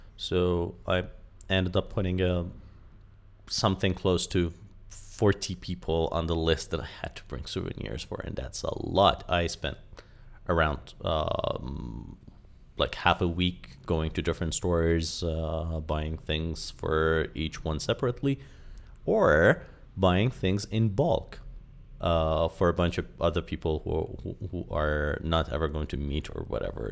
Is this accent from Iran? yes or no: yes; Iran; I'm fully Iranian, and although I grew up here in Iran